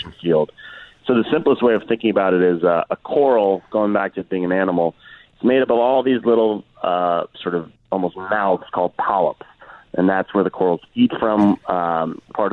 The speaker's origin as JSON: {"language": "English", "town": "Washington", "region": "District of Columbia", "country": "United States", "said": "I'm from Washington, D.C."}